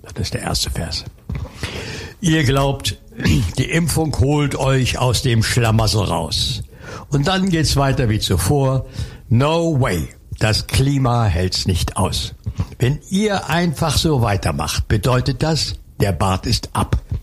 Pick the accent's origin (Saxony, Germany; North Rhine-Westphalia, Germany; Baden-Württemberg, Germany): Saxony, Germany; Dippoldiswalde; moved away; also born or lived in Cologne; ich komme aus dem Erzgebirge, aus Dippoldiswalde.